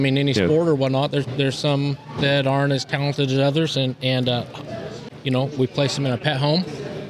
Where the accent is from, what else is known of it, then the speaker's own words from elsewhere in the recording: Wallowa, Oregon, United States; Northeast Oregon, Wallowa, Oregon.